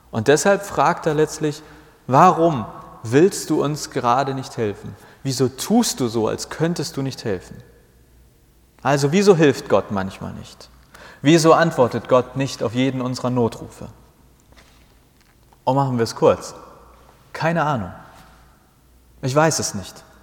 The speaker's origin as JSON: {"language": "German", "region": "Hamburg", "country": "Germany", "tie": "born or raised there", "said": "Ich war sowas wie 14, 15, 16 Jahre alt, äh, meine Heimatgemeinde, auch in Hamburg, aber im Nordwesten."}